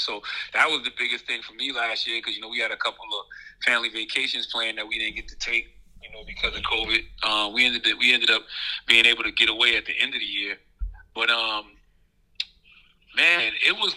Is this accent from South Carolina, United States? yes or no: yes; Moncks Corner, South Carolina, United States; moved away as an adult; also born or lived in New York; growing up in South Carolina